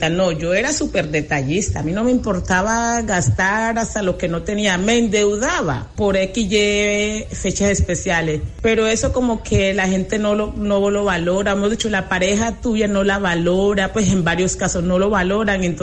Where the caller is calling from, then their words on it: Curulao, Antioquia, Colombia; de Curulao para participar en el tema de la papaya